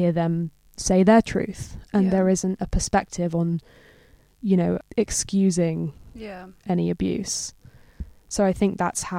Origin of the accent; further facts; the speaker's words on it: London, United Kingdom; also born or lived in New York; I grew up in London, so I've been here my whole life.